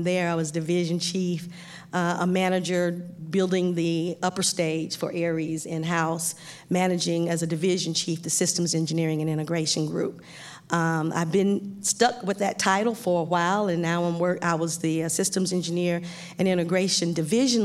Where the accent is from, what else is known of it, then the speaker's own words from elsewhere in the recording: Phenix City, Alabama, United States; also born or lived in Boston, Massachusetts; I am originally from Phenix City, Alabama, which is a little southeast of Auburn